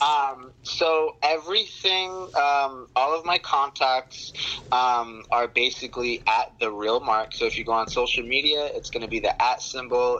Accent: New York, United States; moved away; I'm from New York originally

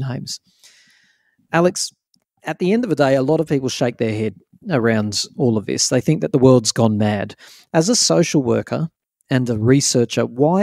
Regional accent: Sydney, New South Wales, Australia; when I was growing up around Botany and Maroubra in Sydney

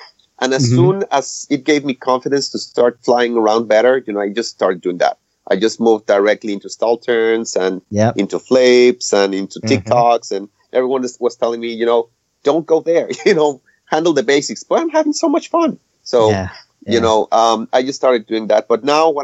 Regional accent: Mexico; moved away as an adult; also born or lived in Nebraska; now in Wisconsin, United States; I'm originally from Mexico, and I immigrated about, 5 years ago? Okay. I first went to Nebraska, and now I moved to Wisconsin.

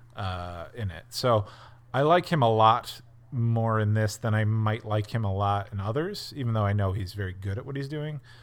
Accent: Scranton, Pennsylvania, United States; I grew up in Scranton, Pennsylvania, which is a Polish and Irish and Italian coal mining town

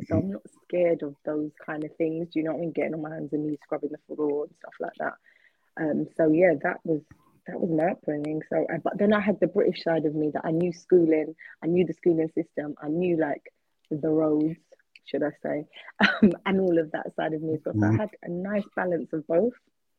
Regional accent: St. Lucia; also born or lived in London, United Kingdom; I was born here. I was born in Whitechapel in London. And when I was 3 months old, 2 or 3 months old, my mum and dad took me back to the Caribbean, because they were both born in St. Lucia in the Caribbean.

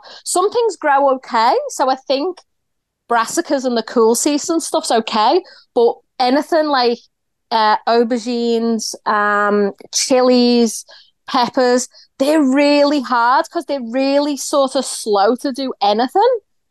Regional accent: Liverpool, North West England, United Kingdom; now in Melbourne, Australia; I'm originally from Liverpool, but I'm calling from Melbourne, Australia

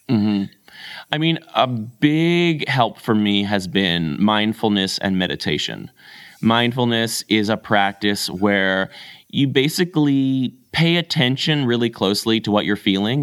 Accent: Canada; I'm a Canadian

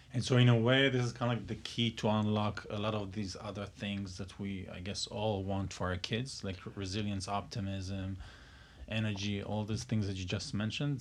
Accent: Israel; moved away; I'm from Israel

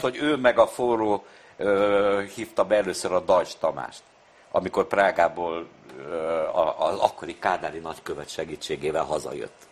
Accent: Budapest, Hungary; Én a Foti úton születtem, akkor még Újpest nem tartozott a bűnös városhoz. Tehát én ugye Újpesten születtem, nem Budapesten

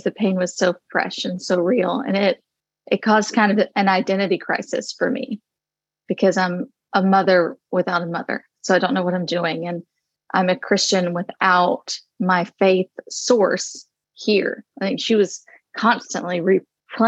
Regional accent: the South, United States; I grew up in the South where cancer is pretty prevalent.

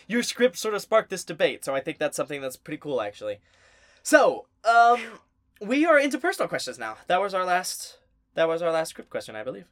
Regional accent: the South, United States; we're from the South.

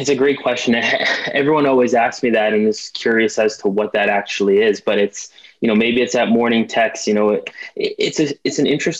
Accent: Ottawa, Ontario, Canada; I'm from Ottawa, Ontario, Canada.

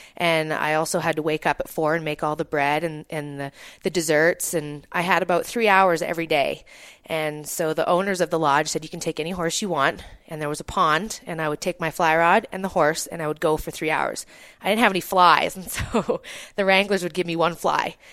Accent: Kamloops, British Columbia, Canada; also born or lived in Texada Island, British Columbia; I was born in Kamloops, British Columbia, up in Canada, and I grew up, uh, the summer spending, um, with my family on Shuswap Lake, um, outside of Kamloops

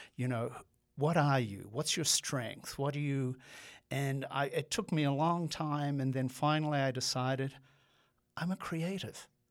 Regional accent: Australia; moved away as an adult; I'm an immigrant. I grew up in Australia. I came over here when I was on my nineteenth birthday to, um, go to college

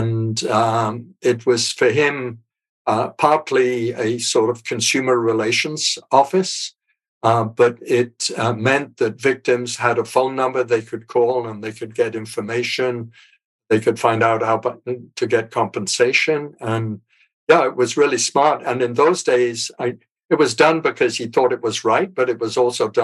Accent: North East England, United Kingdom; moved away as an adult; also born or lived in Ottawa, Canada; I was born in England. My dad was a barrister in the northeast of England.

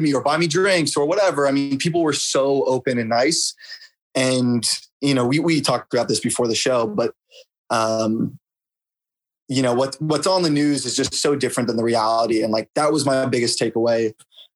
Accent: Bay Area, California, United States; moved away as an adult; now in New York, United States; I come from the Bay Area in California, which is definitely a bubble

